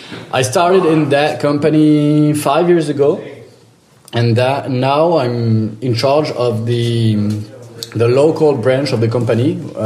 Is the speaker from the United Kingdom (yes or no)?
no; France; English is a second language; also born or lived in southwest France; So I'm from France.